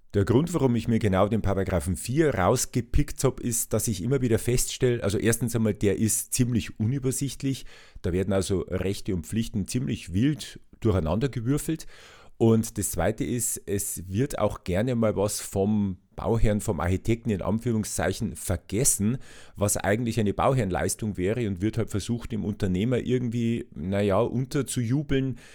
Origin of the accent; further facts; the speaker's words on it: Regensburg, Bavaria, Germany; ich bin ja in Regensburg aufgewachsen